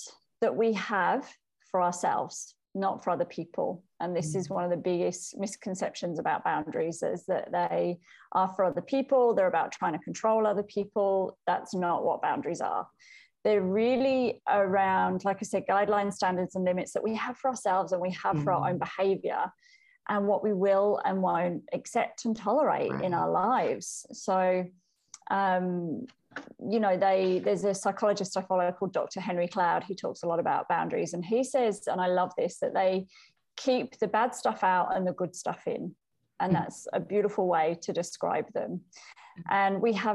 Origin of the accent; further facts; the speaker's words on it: United Kingdom; also born or lived in Wales; now in Melbourne, Australia; I grew up in the UK. I grew up in England and Wales, but I now live in Melbourne, Australia